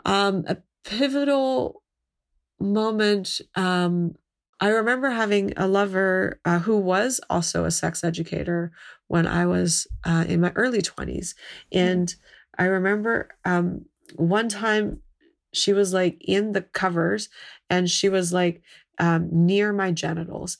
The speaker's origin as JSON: {"language": "English", "town": "Mississauga", "region": "Ontario", "country": "Canada", "tie": "born or raised there", "said": "I grew up in a suburb of Toronto, on the edge of Mississauga"}